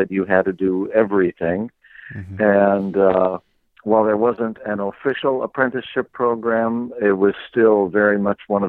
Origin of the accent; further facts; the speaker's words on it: Green Bay, Wisconsin, United States; now in Two Rivers, United States; I grew up in Green Bay, Wisconsin